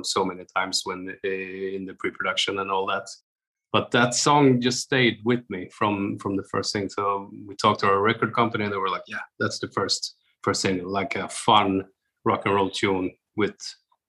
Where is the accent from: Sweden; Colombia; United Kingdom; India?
Sweden; now in Oslo, Norway; me and Lisa are Swedish